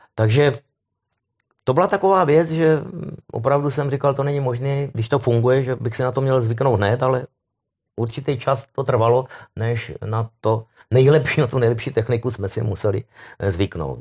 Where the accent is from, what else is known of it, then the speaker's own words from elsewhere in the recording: Moravia, Czechia; já jsem Moravák